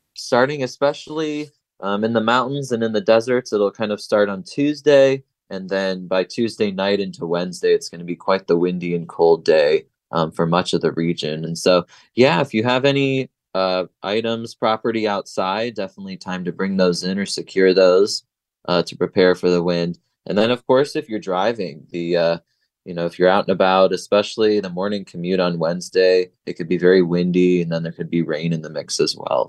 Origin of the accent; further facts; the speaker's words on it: Ohio, United States; now in San Diego, United States; I'm from Ohio